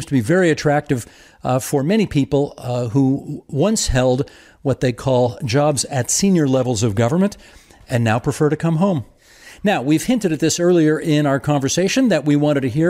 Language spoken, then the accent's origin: English; Hamilton, Ontario, Canada; born or raised there